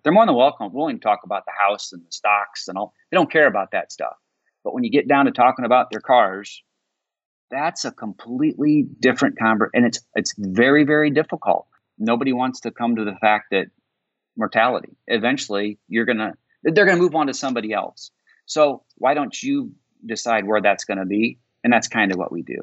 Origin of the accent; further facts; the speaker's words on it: Indiana, United States; I grew up in Indiana